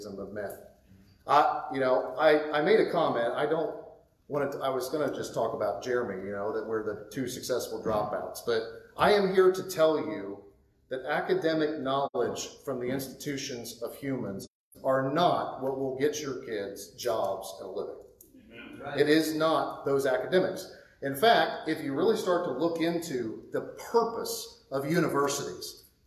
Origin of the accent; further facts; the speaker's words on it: Midwest, United States; moved away; in the Midwest, my parents' generation, most of them were in factories